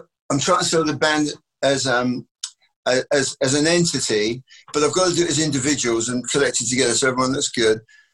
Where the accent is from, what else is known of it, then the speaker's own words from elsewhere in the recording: England, United Kingdom; being English